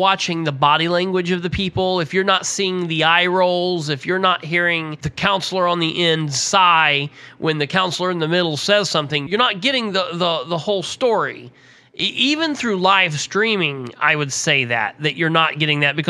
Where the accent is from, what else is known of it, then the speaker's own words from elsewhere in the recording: Muncie, Indiana, United States; also born or lived in Winchester; I was born and raised in Muncie